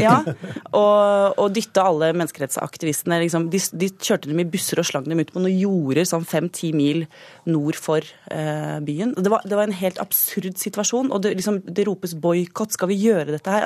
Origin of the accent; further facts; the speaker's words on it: Akershus, Norway; en jente fra eh, Røkla, altså Akershus